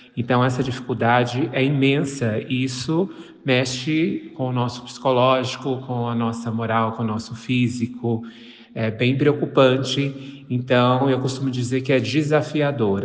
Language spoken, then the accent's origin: Portuguese; interior of São Paulo state, Brazil; Eu sou do interior do estado de São Paulo